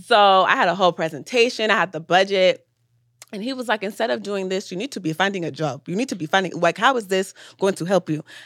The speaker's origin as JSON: {"language": "English", "town": "Atlanta", "region": "Georgia", "country": "United States", "tie": "born or raised there", "said": "I was born in Atlanta"}